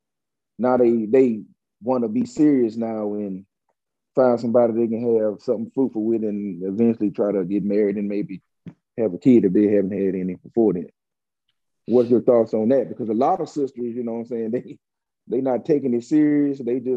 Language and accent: English; Dallas, Texas, United States; moved away as an adult; also born or lived in Pontiac, Michigan; I'm really from Dallas